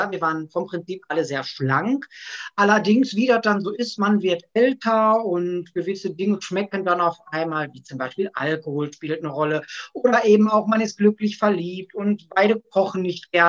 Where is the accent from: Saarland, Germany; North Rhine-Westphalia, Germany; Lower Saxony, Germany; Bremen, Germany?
North Rhine-Westphalia, Germany; Gelsenkirchen; ich bin 41 Jahre alt, ich komme aus Gelsenkirchen und ich bin WW-Coach.